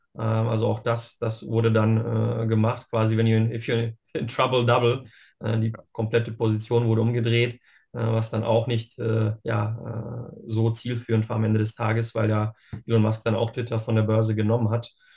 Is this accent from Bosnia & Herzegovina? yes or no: yes; Bosnia & Herzegovina; now in Germany; ich bin ursprünglich aus Bosnien und Herzegowina, bin dort geboren.